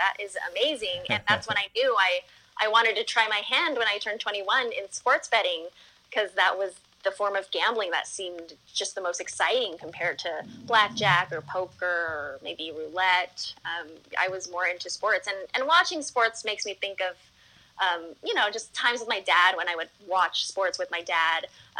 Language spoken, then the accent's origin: English; Las Vegas, Nevada, United States; So I was born and raised in Vegas, and I still live here. I've never lived anywhere else except for Las Vegas.